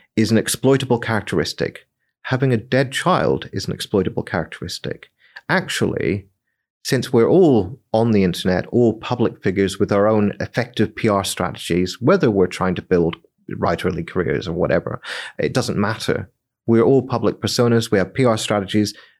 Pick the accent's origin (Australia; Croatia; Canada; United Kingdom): United Kingdom; Northern Ireland; I come from Northern Ireland